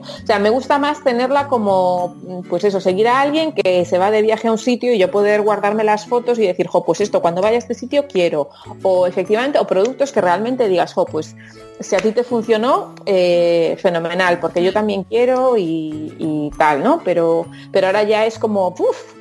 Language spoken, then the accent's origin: Spanish; Lugo, Galicia, Spain; soy de Lugo